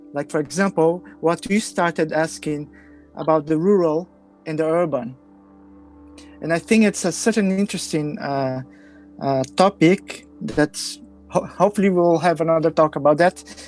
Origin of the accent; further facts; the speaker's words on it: Brazil; I come from Brazil